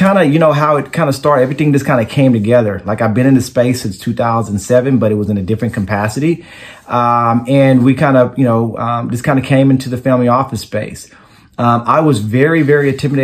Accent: Dallas, Texas, United States; I am from Dallas, Texas

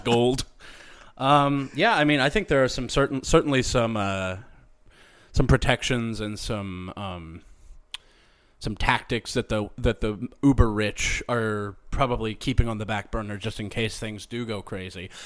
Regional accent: Springfield, Missouri, United States; Brad Pitt is from my hometown

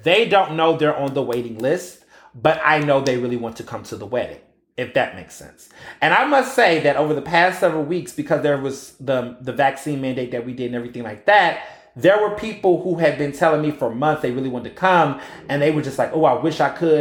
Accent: Houston, Texas, United States; moved away as an adult; also born or lived in Chicago, Illinois / Marianna, Arkansas; now in Philadelphia, United States; I grew up in Houston, Texas

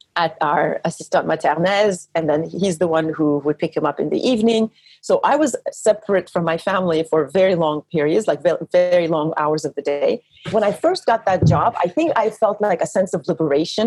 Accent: Turkey; moved away as an adult; also born or lived in United States / New York; now in France; I'm Turkish. I grew up in Turkey

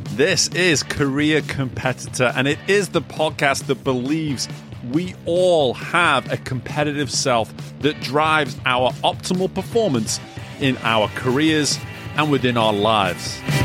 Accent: England, United Kingdom; accent: English; moved away; a fellow English person

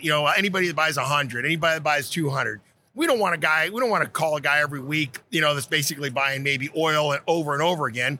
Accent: Havana, Cuba; also born or lived in Portland, Oregon, United States; now in Florida, United States; I was born in Havana, Cuba. I immigrated to the United States in 68, you know, ended up in Portland, Oregon

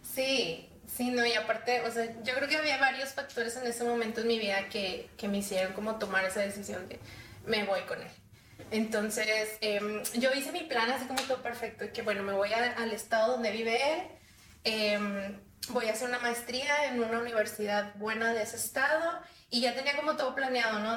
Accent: Monterrey, Nuevo León, Mexico; soy de aquí de Monterrey

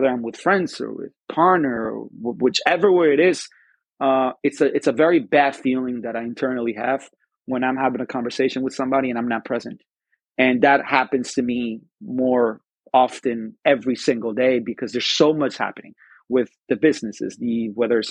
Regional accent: Spain; moved away; I'm from Spain, so I'm always going to have a Spanish influences when I cook

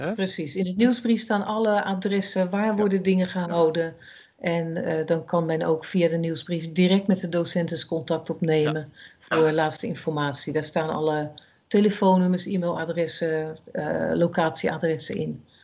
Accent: Netherlands; als Nederlanders

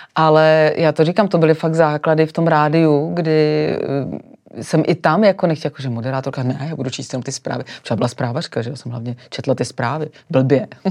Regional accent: Sokolov, Karlovy Vary Region, Czechia; now in Prague, Czech Republic; já jsem přišla do Prahy Řekla jsem, že jsem ze Sokolova

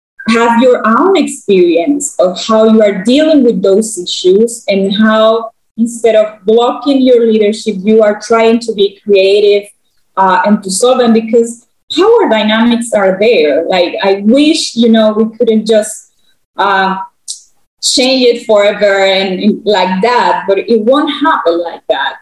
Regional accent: central provinces of Panama, Panama; English is a second language; I grew up in a city that is right in one of the center provinces of Panama. So I didn't grow up in the capital city.

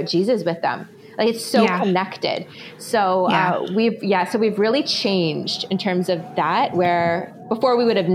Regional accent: Canada; I'm a Canadian anti-abortion activist.

